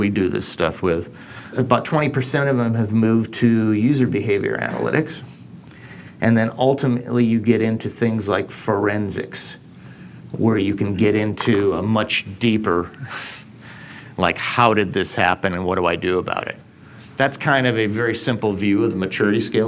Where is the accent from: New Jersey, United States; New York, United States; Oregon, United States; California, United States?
New York, United States; Binghamton; I grew up in Binghamton, New York